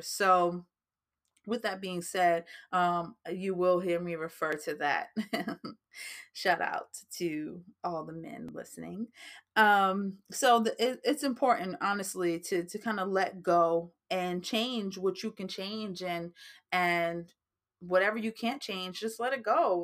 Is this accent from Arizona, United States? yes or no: no; New Jersey, United States; that's just like a New Jersey thing coming out of me because I am from New Jersey and sometimes we do talk a little fast